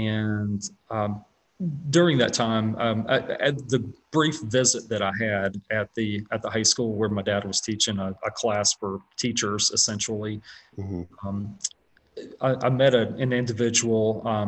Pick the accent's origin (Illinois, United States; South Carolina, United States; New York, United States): South Carolina, United States; moved away as an adult; also born or lived in West Virginia / Washington, D.C.; born and raised in South Carolina, went to school in South Carolina